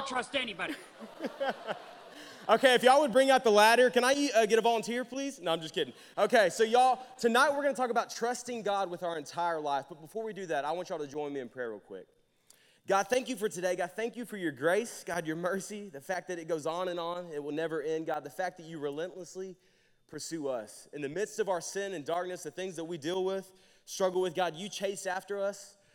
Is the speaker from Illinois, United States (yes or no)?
no; Jacksonville, Arkansas, United States; moved away as an adult; now in Conway, United States; I'm from Jacksonville, Arkansas. I moved here about four and a half, five years ago.